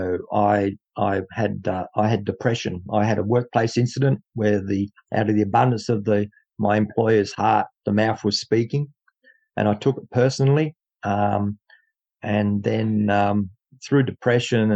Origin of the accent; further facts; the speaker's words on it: Dubbo, New South Wales, Australia; also born or lived in Narromine, New South Wales; came from Dubbo, New South Wales, Australia. This is how we speak over here